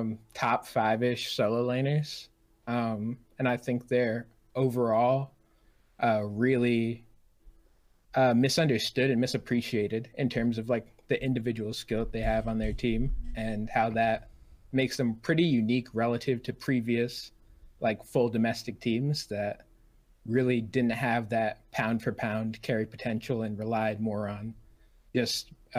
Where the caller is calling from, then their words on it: Providence, Rhode Island, United States; Providence, Rhode Island.